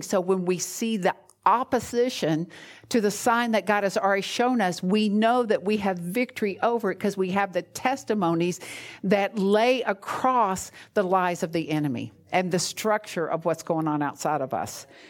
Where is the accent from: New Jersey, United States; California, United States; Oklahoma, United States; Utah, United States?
New Jersey, United States; moved away; I'm from New Jersey